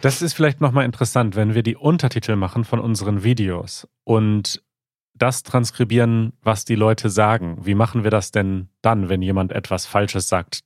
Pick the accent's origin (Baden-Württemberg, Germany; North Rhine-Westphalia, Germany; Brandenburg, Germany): North Rhine-Westphalia, Germany; Münsterland / Ruhr area; Ich bin ja im Münsterland, aber schon eher Ruhrgebiet.